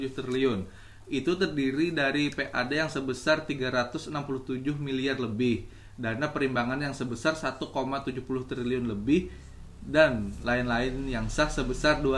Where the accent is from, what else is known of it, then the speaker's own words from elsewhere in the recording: Banjarmasin, South Kalimantan, Indonesia; sedangkan aku dari Kota Banjarmasin